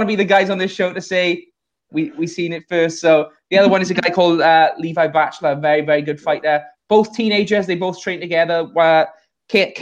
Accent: Wales, United Kingdom; we're both from Wales

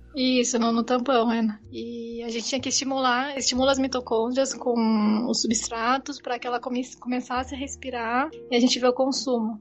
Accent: Mogi Mirim, São Paulo, Brazil; moved away as an adult; also born or lived in Campinas; eu nasci em São Paulo, mas fomos para o interior, né? Nós crescemos em Mojimirim

